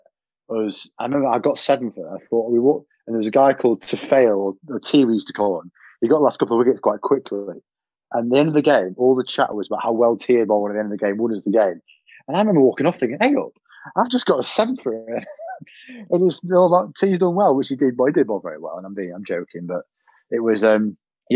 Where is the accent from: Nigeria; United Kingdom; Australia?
United Kingdom; Macclesfield, North West England; I grew up in Mac as well when I was a kid